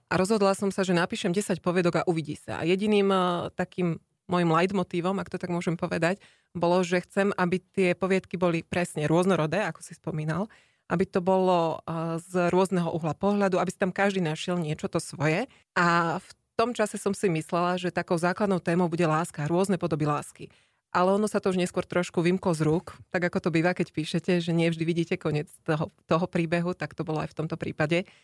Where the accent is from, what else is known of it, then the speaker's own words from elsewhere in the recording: Slovakia; moved away as an adult; also born or lived in Ireland; now in Luxembourg; ja som zo Slovenska odišla ešte ako študentka